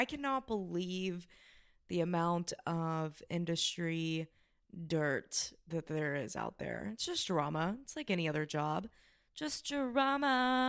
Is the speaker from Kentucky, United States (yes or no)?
yes; Kentucky, United States; We're from Southern